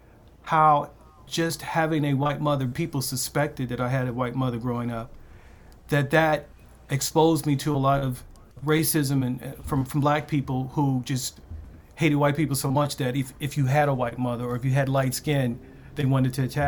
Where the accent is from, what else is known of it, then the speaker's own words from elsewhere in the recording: Baltimore, Maryland, United States; growing up in Baltimore